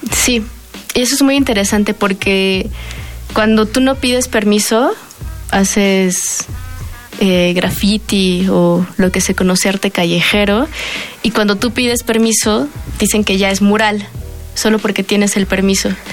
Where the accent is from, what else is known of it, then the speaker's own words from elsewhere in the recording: Mexico; todas somos o crecimos en la periferia de la Ciudad de México, en el Estado de México, yo por ejemplo que crecí en Aragón.